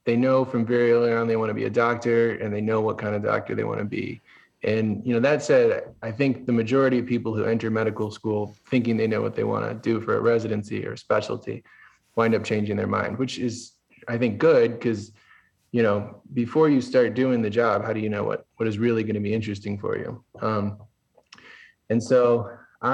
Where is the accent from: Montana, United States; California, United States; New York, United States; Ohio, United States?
California, United States; moved away as an adult; also born or lived in Stockholm, Sweden; I grew up out in California, kind of by the beach